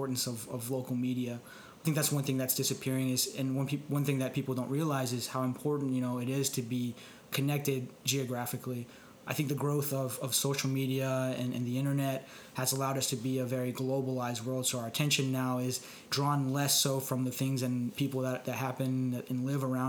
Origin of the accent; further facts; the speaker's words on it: Dallas, Texas, United States; moved away; I'm originally from Dallas